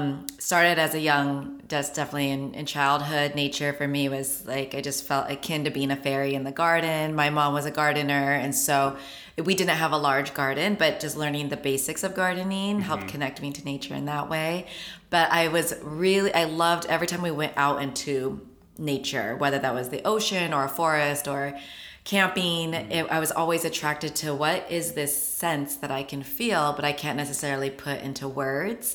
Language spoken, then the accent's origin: English; Long Beach, California, United States; I'm actually born and raised Long Beach, California